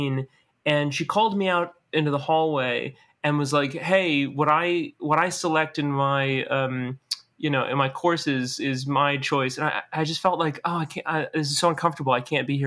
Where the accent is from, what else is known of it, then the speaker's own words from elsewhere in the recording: New Orleans, Louisiana, United States; moved away as an adult; also born or lived in Metairie; now in Los Angeles, United States; I grew up in New Orleans